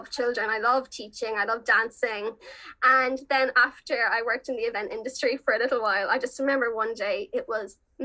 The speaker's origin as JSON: {"language": "English", "town": "Dungarvan", "region": "Munster", "country": "Ireland", "moved": "yes", "said": "I'm originally from Dungarvan and Waterford"}